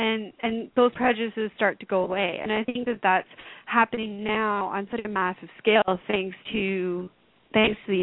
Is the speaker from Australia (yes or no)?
no; Canada; I am obviously not English. Well, I'm Canadian